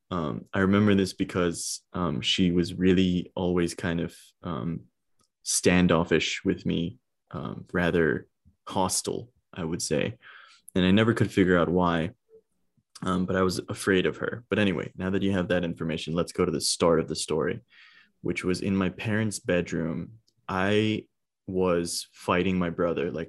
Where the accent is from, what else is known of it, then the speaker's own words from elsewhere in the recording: India; I'm Indian and I was a stoner in India, bro.